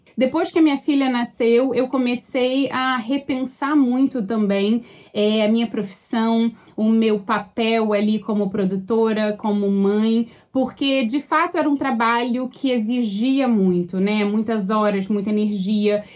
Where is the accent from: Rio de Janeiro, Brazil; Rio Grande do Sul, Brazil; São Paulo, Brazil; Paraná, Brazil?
Rio de Janeiro, Brazil; moved away as an adult; also born or lived in United States / Australia; now in Vancouver, Canada; eu sou carioca mesmo